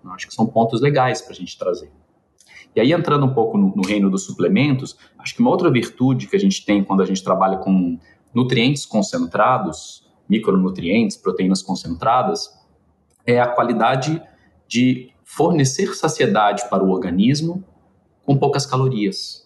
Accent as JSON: {"language": "Portuguese", "region": "Minas Gerais", "country": "Brazil", "said": "eu sou mineiro"}